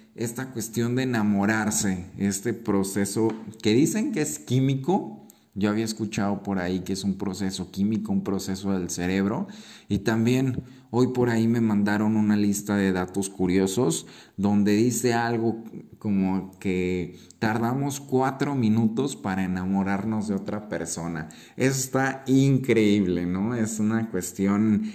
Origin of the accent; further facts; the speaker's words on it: Mexico; como mexicanos o latinos creo que tenemos el fuego y la fiesta en la sangre